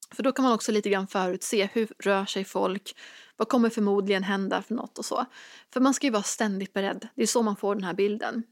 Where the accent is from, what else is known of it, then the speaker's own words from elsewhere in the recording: Dalsland, Västra Götaland, Sweden; moved away; hemma i den här lilla hålan i Dalsland där jag växte upp